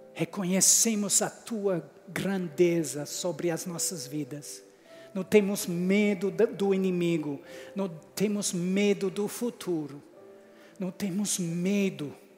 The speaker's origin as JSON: {"language": "Portuguese", "region": "England", "country": "United Kingdom", "also_born_or_lived": "United States", "second_language": "Portuguese", "moved": "as an adult", "said": "eu sou inglês, com sotaque diferente"}